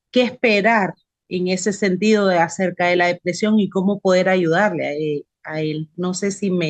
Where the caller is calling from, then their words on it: Nicaragua; Buenas tardes … de Nicaragua, espero que se encuentre